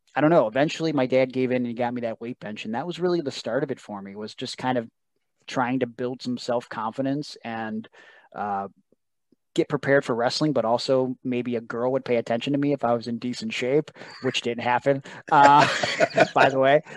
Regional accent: Cleveland, Ohio, United States; I'm from Cleveland

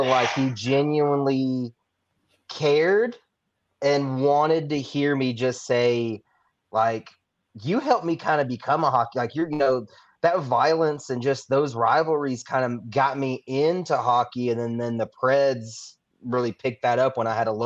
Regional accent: Tennessee, United States; I grew up obviously in Tennessee

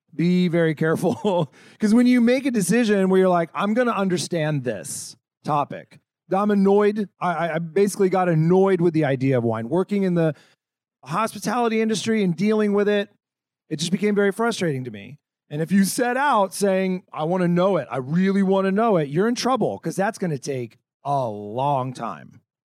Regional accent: California, United States; moved away; I'm originally from California, and I went to school in Northern California

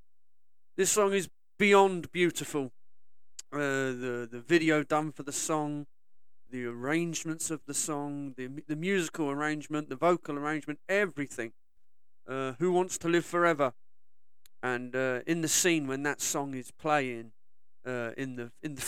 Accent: Southampton, South East England, United Kingdom; my hometown of Southampton.

